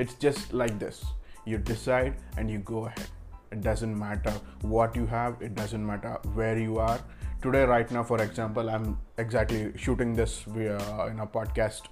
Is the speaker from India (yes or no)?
yes; Bangalore, Karnataka, India; I'm from Bangalore, India